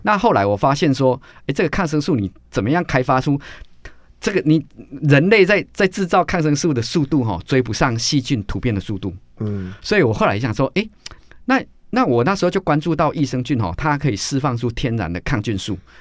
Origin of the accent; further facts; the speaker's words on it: Taiwan; 我们都是台湾人